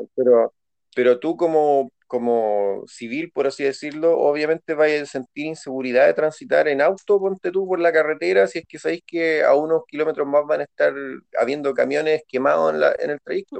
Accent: Santiago, Santiago Metropolitan Region, Chile; chileno santiaguino, pues weón, santiaguino

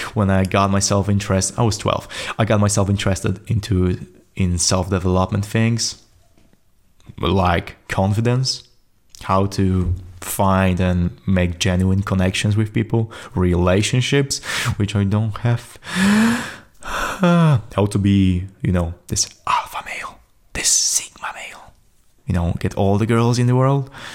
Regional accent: Poland; English is a second language; I'm from Poland, so I don't speak, uh, as fluently English as I thought I will be.

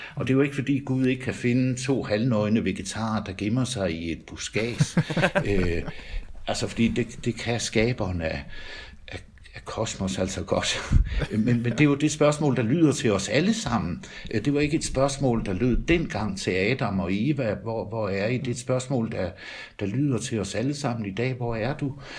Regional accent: Denmark; moved away as an adult; also born or lived in Tølløse; now in Nørresundby, Denmark; Jeg er jyde

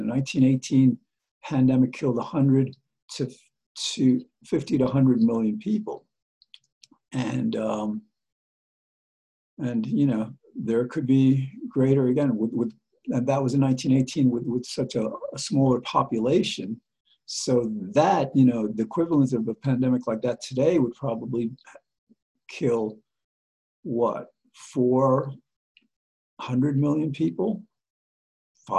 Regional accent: United States; we as the American people

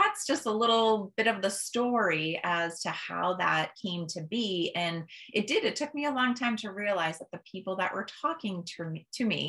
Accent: Holland, Massachusetts, United States; I've lived in Massachusetts my whole entire life

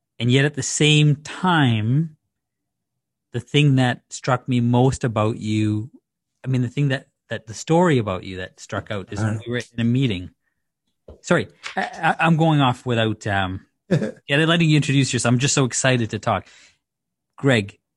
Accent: Dar es Salaam, Tanzania; also born or lived in Zanzibar; now in Canada; when I grew up in Dar es Salaam, which is in Tanzania, on the mainland, and my family's from Zanzibar

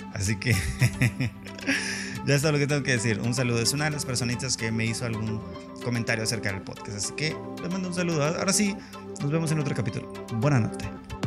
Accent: Mexico; en mi país, México

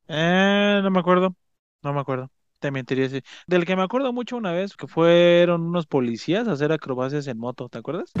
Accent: Mexico; nosotros que somos mexicanos

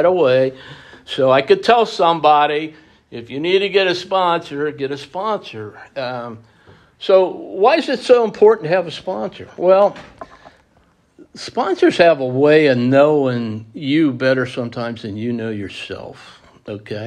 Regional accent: Pittsburgh, Pennsylvania, United States; We came from Pittsburgh. We were Steeler fans

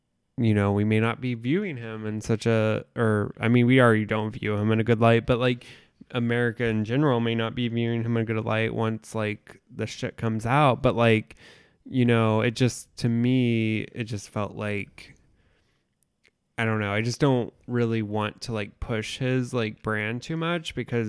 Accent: Indiana, United States; And it's a different, like, growing up in the Midwest in a small town, it's different than living in a city.

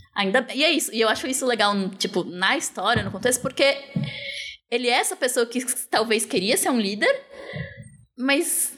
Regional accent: São Paulo, Brazil; Eu sou de São Paulo, sempre morei assim

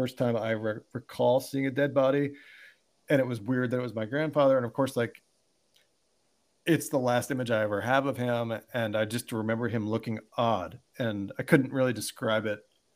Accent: Baltimore, Maryland, United States; moved away as an adult; now in San Francisco, United States; I grew up in Baltimore

